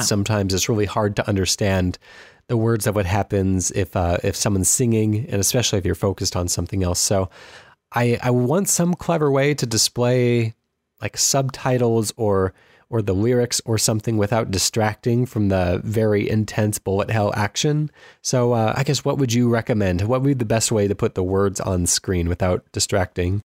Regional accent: Anaheim, California, United States; moved away; I grew up in Anaheim, California

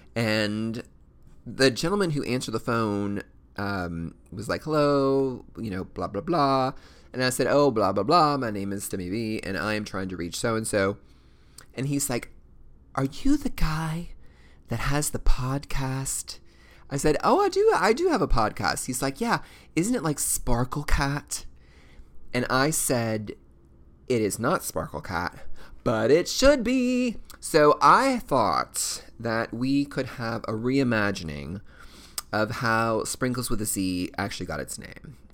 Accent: Kentucky, United States; I'm clearly from Kentucky

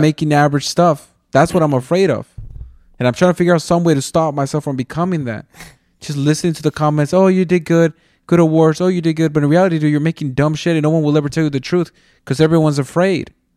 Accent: Mexico; I'm from Mexico.

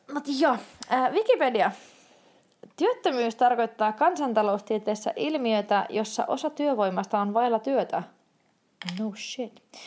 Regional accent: Turku, Southwest Finland, Finland; moved away as an adult; also born or lived in Tampere / Lapland; olin turkulainen

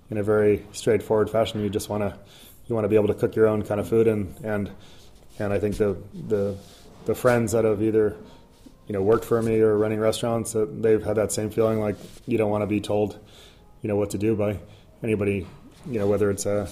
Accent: East Coast, United States; now in San Francisco, United States; growing up in the East Coast

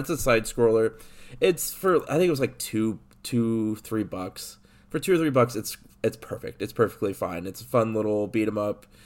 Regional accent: Illinois, United States; I grew up in Illinois

